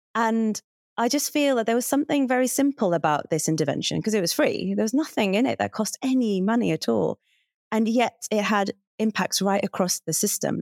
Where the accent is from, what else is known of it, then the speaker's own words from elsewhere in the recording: Hartlepool, North East England, United Kingdom; moved away; also born or lived in Cambridge; Hartlepool, which is where I grew up